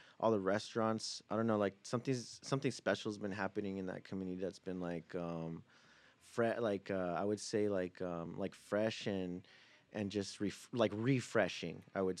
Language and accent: English; Fresno, California, United States; also born or lived in Oxnard, California; We're from Fresno, that's California, right. Central Valley. Grew up there. I was born in Oxnard.